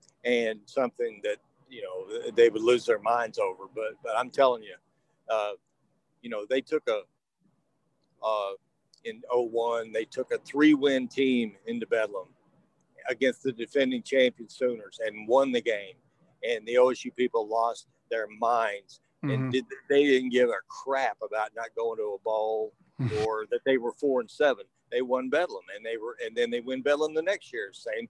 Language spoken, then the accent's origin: English; Texas, United States; now in Oklahoma, United States; I've been in Oklahoma now long enough. I mean, I'm from Texas, but I've been up here a long time.